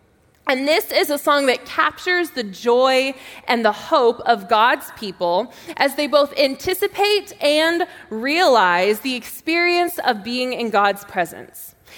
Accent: Texas, United States; But I am from Texas, and my dad was in the Air Force, and so we moved back and forth all the time.

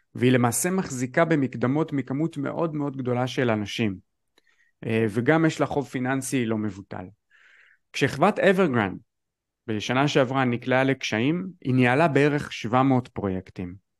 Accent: Israel

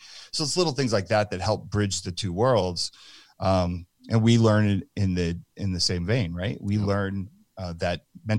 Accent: New Jersey, United States; moved away; I'm from New Jersey

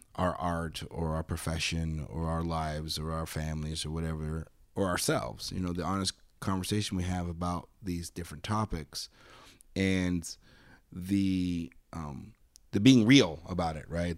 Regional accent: Arizona, United States; I grew up in Arizona.

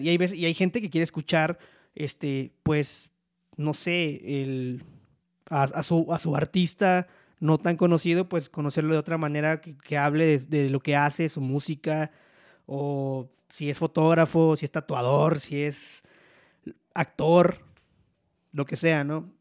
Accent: Poza Rica, Veracruz, Mexico; accent: hablo cantado; people say he sounds norteño; moved away as an adult; now in Mexico City, Mexico; soy oriundo de Poza Rica, Veracruz, pero resido en la Ciudad de México

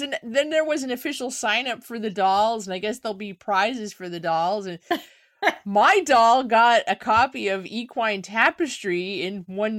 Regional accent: New Jersey, United States; Like, I'm from New Jersey, talking about a New Jersey artist, and I find your behavior unacceptable.

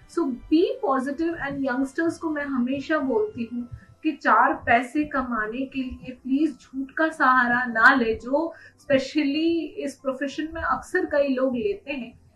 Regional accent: Mumbai, Maharashtra, India; moved away as an adult; now in Udaipur, India; मैं बेसिकली उदयपुर से ही हूँ और पली बड़ी मुंबई में हूँ स्कूलिंग मेरी मुंबई में हुई है

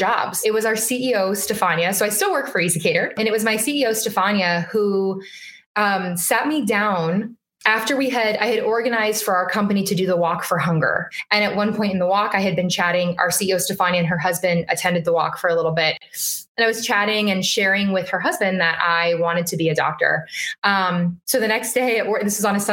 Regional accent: Las Vegas, Nevada, United States; moved away as an adult; now in Boston, United States; born and raised in Las Vegas

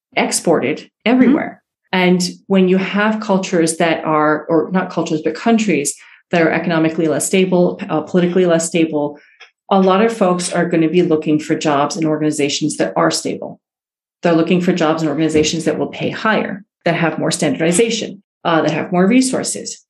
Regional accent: New York City, New York, United States; moved away as an adult; also born or lived in Iran / Italy / Western Massachusetts; moved to to New York City, which is where I grew up, and in Queens, New York

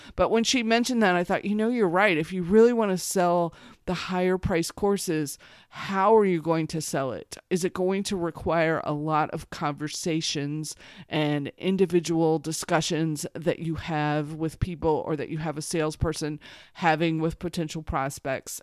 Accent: Missouri, United States; I grew up in Missouri

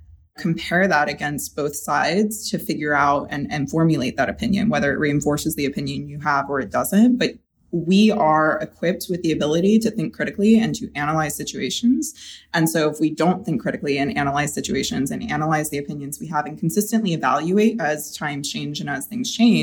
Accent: the South, United States; that's the advantage I gain by growing up in the South

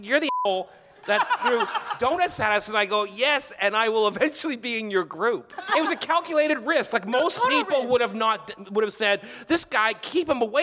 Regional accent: Canada; moved away; I'm Canadian.

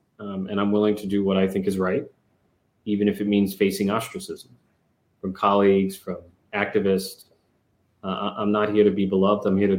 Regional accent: New York City, New York, United States; growing up in the Bronx and facing the rough and tumble of life in the Bronx

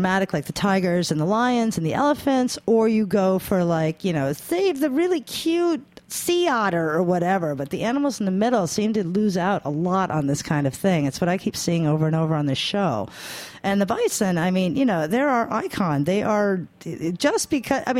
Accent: New York, United States; I'm a New Yorker

